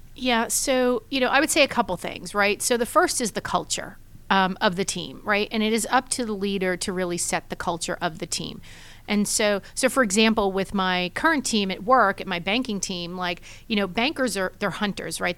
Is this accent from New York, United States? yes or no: yes; New York City, New York, United States; moved away as an adult; now in Atlanta, United States; born and raised in Brooklyn, New York, in a big, crazy Italian family